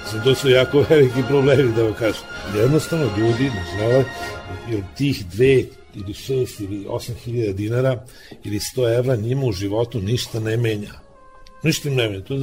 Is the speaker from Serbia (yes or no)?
yes; Vršac, Vojvodina, Serbia; ja sam iz Vrsa, rodom i živim i sada, a imam podrum vina u Gudrici, to držimo iz 20 godina.